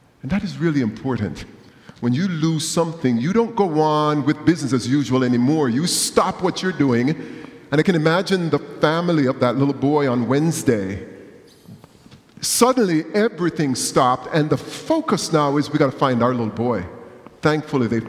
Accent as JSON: {"language": "English", "country": "Jamaica", "tie": "born or raised there", "moved": "yes", "said": "growing up in Jamaica"}